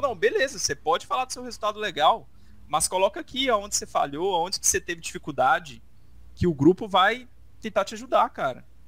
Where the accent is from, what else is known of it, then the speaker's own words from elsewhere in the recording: Brazil; Nós somos brasileiros, né? a gente é brasileiro